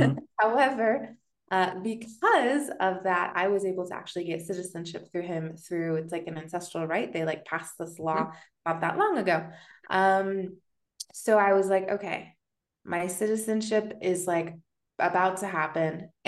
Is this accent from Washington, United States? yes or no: yes; Washington, United States; moved away as an adult; also born or lived in San Francisco, United States / Mexico City, Mexico; now in Malinalco, Mexico; So I grew up in Washington State. I lived there for about 19 years. And then the immediate opportunity I saw to leave, I jumped ship to San Francisco.